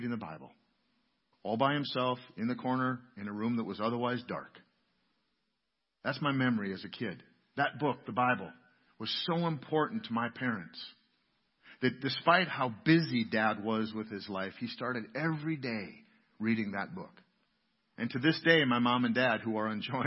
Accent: New London, United States; I grew up here in New London, just a block or two out of town

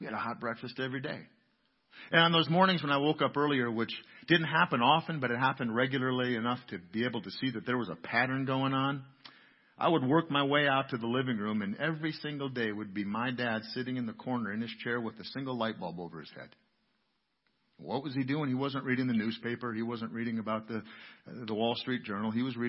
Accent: New London, United States; I grew up here in New London, just a block or two out of town

